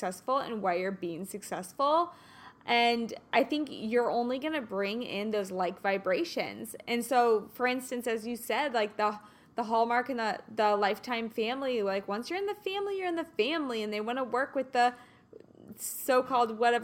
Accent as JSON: {"language": "English", "town": "Kansas City", "country": "United States", "moved": "yes", "lives_now": "Los Angeles, United States", "said": "I'm from Kansas City"}